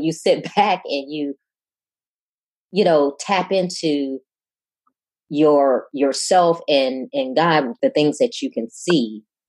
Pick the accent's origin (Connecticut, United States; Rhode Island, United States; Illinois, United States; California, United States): Illinois, United States; Chicago; moved away as an adult; now in Houston, United States; And I'm originally from Chicago, and I've lived all over. I'm a naval officer and I've lived all over, but 8 years ago, a job brought me to Houston